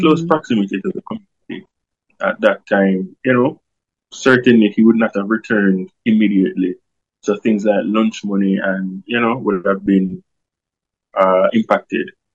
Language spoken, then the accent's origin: English; Kingston, Jamaica; I grew up in Tivoli Gardens